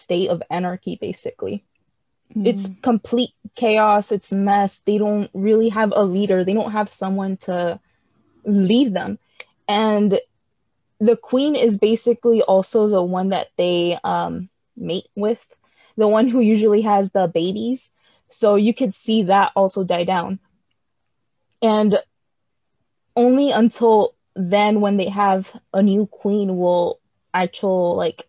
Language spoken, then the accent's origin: English; United States; us Americans, we came from Britain